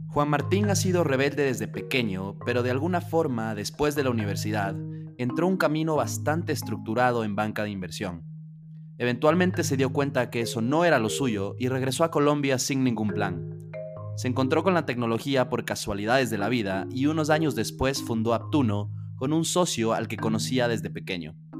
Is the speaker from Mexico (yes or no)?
no; Ecuador; Ecuador, de donde yo soy